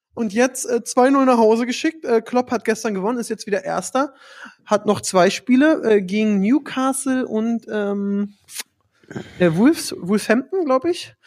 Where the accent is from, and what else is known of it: Berlin, Germany